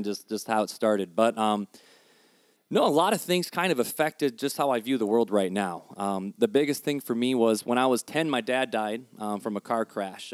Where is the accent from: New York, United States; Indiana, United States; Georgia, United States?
Indiana, United States; Hammond; also born or lived in Highland, Indiana; I was born and bred on the streets of Hammond. Hammond, Indiana